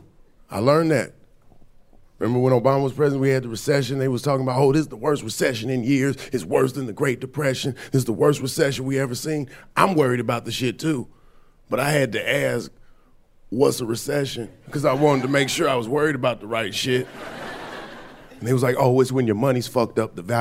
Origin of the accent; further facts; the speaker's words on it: Atlanta, Georgia, United States; moved away; I'm from Atlanta. I'm from the South. I was back home like 2 weeks ago